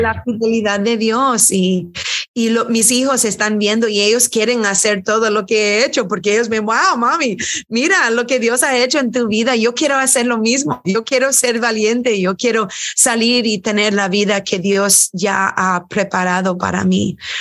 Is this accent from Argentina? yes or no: no; United States; also born or lived in Houston, Texas; Nuestras madres son de Irlanda, somos primera generación americanos